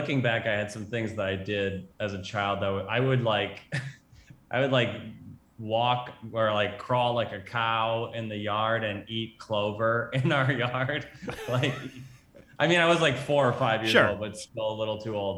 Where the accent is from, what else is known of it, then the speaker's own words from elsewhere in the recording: Minneapolis–Saint Paul, Minnesota, United States; moved away; I grew up in Minnesota in the Twin Cities